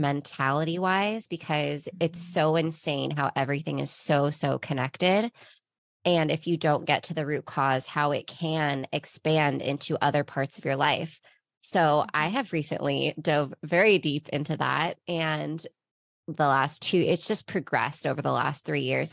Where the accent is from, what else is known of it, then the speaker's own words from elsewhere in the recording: Ventura, California, United States; moved away as an adult; now in Costa Mesa, United States; I am from Ventura, California. I was born and raised on the beach